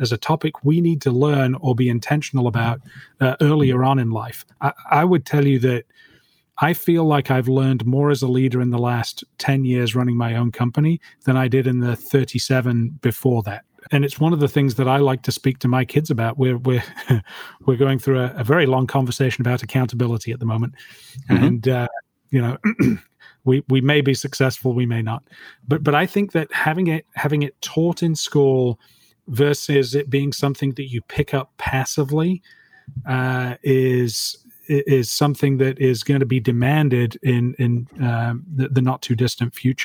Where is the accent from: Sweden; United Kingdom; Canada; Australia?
United Kingdom; now in Dallas, United States; I'm British